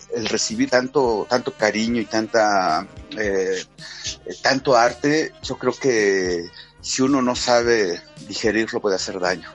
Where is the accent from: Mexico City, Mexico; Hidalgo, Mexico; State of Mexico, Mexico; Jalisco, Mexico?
Hidalgo, Mexico; en el estado de Hidalgo, precisamente hoy, eh, tengo una reunión con el secretario de Cultura del estado de Hidalgo, que es donde está mi ciudad natal